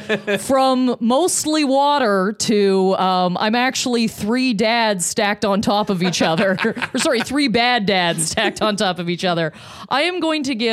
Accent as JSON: {"language": "English", "town": "Lindsay", "region": "Ontario", "country": "Canada", "tie": "born or raised there", "moved": "yes", "said": "In Lindsay, Ontario."}